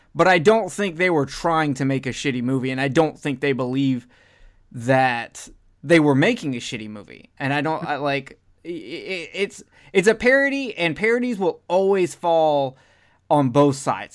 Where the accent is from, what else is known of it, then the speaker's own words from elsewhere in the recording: Alabama, United States; I'm from Alabama